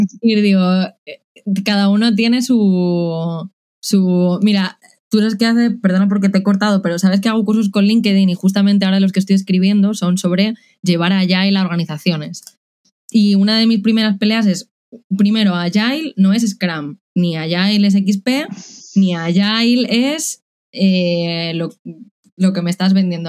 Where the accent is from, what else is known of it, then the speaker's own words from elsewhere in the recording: Madrid, Community of Madrid, Spain; moved away as an adult; also born or lived in Czech Republic; now in Córdoba, Spain; soy madrileña, pero después de ocho años viviendo en el extranjero quería volver a España